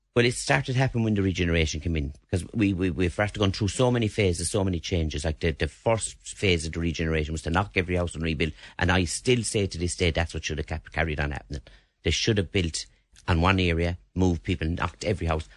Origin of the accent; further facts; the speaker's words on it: Limerick, Munster, Ireland; I was born and reared in St Mary's Park